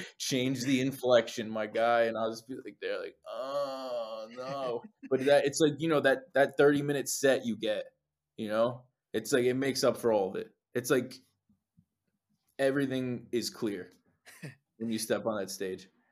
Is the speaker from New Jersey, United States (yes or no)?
yes; Saddle Brook, New Jersey, United States; there was a little shop in my hometown, Saddlebrook, New Jersey.